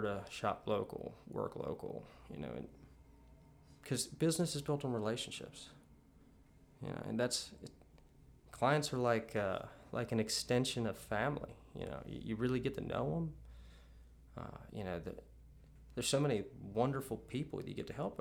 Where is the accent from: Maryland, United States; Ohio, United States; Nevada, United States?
Maryland, United States; now in Savannah, United States; I grew up in Maryland